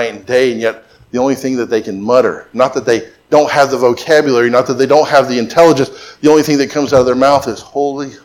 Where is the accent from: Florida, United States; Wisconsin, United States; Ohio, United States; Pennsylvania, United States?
Florida, United States; I grew up in Florida